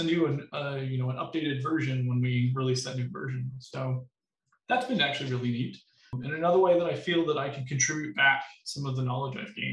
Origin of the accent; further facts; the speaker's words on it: Missouri, United States; now in Wisconsin, United States; So I, I came from Missouri, specifically in southern Missouri, where it didn't get very cold in the winters and it got super hot in the summers